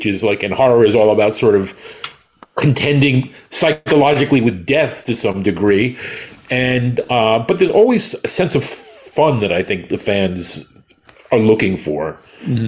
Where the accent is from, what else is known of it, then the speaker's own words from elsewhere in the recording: New York City, New York, United States; I grew up in New York City with people like Zachary